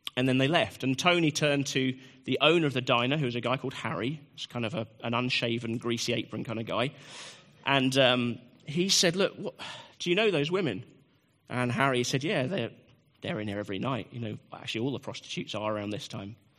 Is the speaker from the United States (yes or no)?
no; United Kingdom; I'm a British man